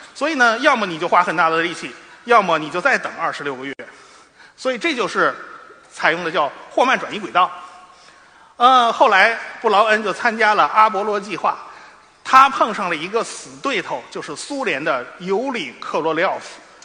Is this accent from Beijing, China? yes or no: yes; Beijing, China; 我是北京人嘛